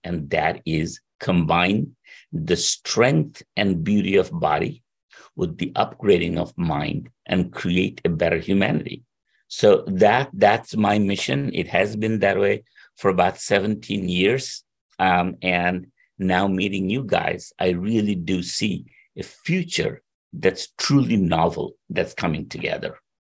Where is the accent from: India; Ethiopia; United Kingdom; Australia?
India; moved away as an adult; also born or lived in Princeton; I was born in India.